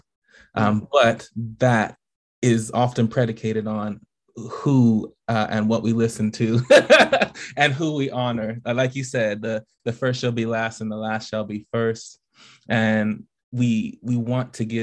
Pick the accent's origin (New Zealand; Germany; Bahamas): Bahamas; now in Tennessee, United States; I am from the Bahamas originally.